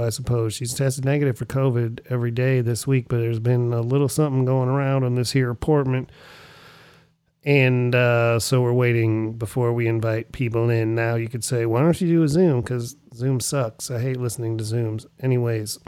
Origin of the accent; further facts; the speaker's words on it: Erie, Pennsylvania, United States; Erie, Pennsylvania, my hometown